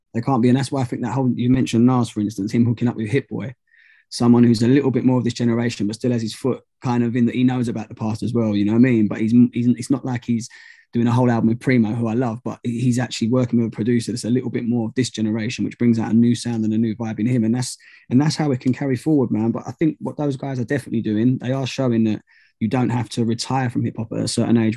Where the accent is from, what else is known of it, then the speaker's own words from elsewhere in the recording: United Kingdom; I'm not actually from London, I'm just outside